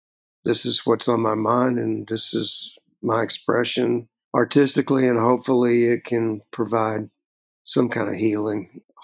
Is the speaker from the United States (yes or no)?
yes; Texas, United States; a composite kind of character for me growing up in Texas.